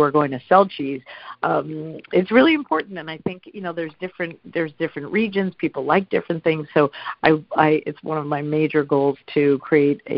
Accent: New York City, New York, United States; I grew up in New York City

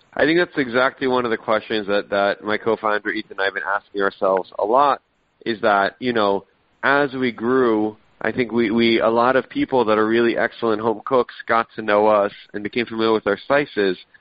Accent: Israel; moved away; I was born in Israel. I go back every year

